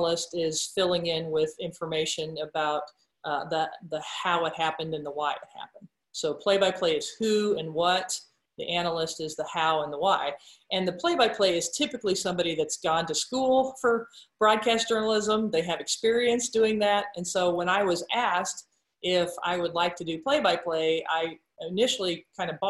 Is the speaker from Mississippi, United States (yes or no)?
no; Roseland, Nebraska, United States; growing up in Roseland, Nebraska